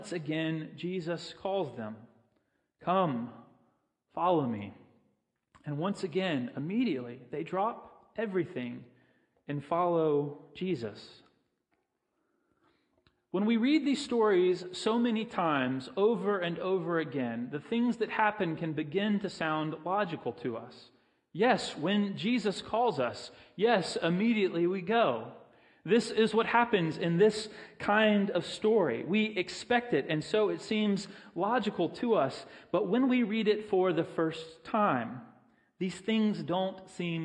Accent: Pensacola, Florida, United States; I grew up in Pensacola

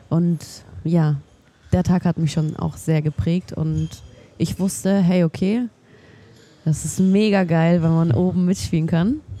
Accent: Munich, Bavaria, Germany; now in Nuremberg, Germany; normalerweise komme ich aus München. Also ich bin in München geboren, aber ich bin äh, Anfang diesen Jahres im Februar nach Nürnberg gezogen.

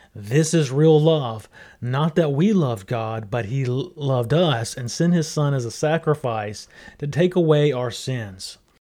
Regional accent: Mississippi, United States; I grew up in Mississippi

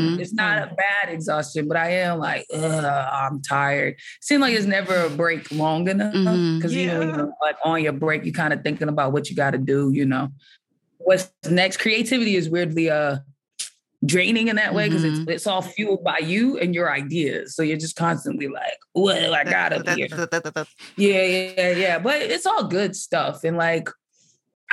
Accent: Boston, Massachusetts, United States; moved away; I'm excited to go home and be like scouting my hometown for like my TV show

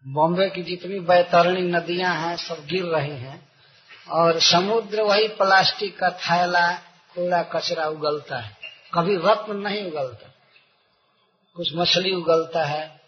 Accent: India; हमारे गांव से बनारस लगभग पड़ता है नब्बे किलोमीटर होगा

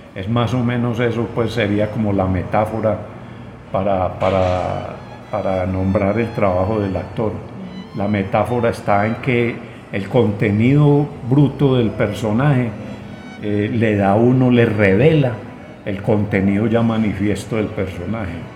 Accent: Colombia; como colombianos

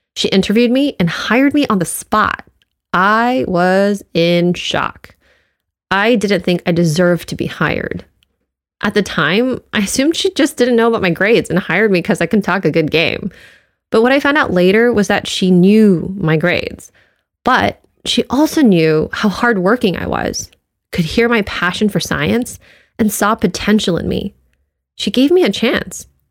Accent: United States; being Asian American

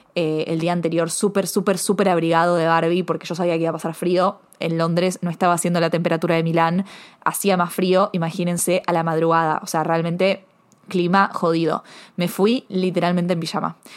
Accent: Argentina; also born or lived in Buenos Aires; soy argentina, porque me crié en un país de que si no sabes colarte

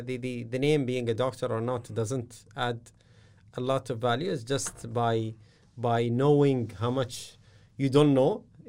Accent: Jumeirah, Dubai, United Arab Emirates; My family is a fairly traditional family, Emirati family. I was raised from Jumeirah, where we're very similar to other areas in terms of the uprising and how we're the rising and how we're connected to the UAE.

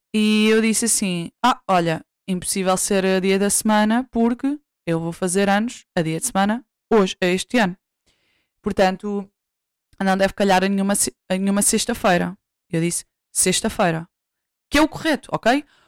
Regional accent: Santarém District, Portugal; do meu distrito, de onde eu nasci

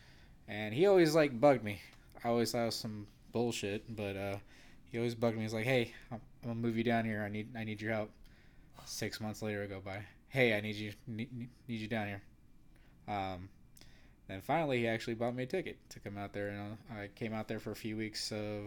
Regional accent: California, United States; I'm also from Northern California. Grew up in, let's say, middle class, but didn't really have much.

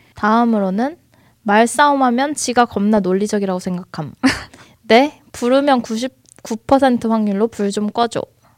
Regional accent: South Korea; now in Seoul, South Korea; 저도 지방 출신인데 서울 올라와서

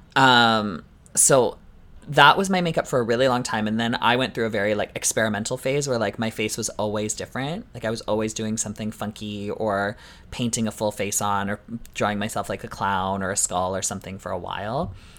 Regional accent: Canada

